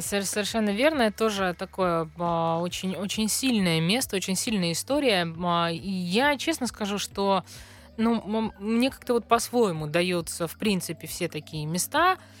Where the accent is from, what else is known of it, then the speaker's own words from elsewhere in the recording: Central Russia, Russia; жителям центральной части страны